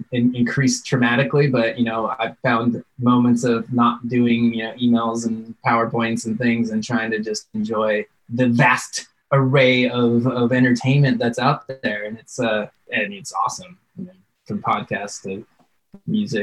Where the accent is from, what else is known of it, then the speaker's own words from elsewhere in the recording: Big Bear Lake, California, United States; I grew up in Big Bear Lake, which is a small mountain town and you know, outside of LA, a couple hours.